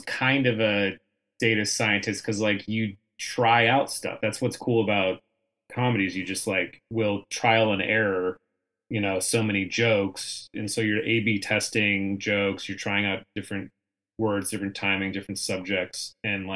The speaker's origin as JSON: {"language": "English", "town": "San Diego", "region": "California", "country": "United States", "moved": "yes", "said": "I'm from San Diego. I moved back home after college to San Diego for a couple years"}